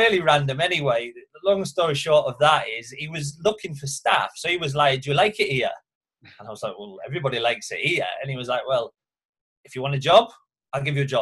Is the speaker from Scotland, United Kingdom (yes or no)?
no; Hull, Yorkshire and the Humber, United Kingdom; moved away as an adult; now in Magaluf, Spain; I'm from Hull, in Yorkshire, so that's where obviously up until that point, that's where I'd been. I didn't know anything else, you know, so still living at home with my mum and dad at the time